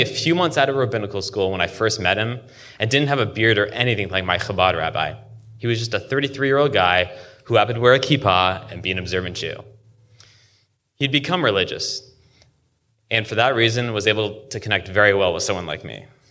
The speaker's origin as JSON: {"language": "English", "town": "Seattle", "region": "Washington", "country": "United States", "tie": "born or raised there", "said": "shellfish that I grew up eating weekly in Seattle"}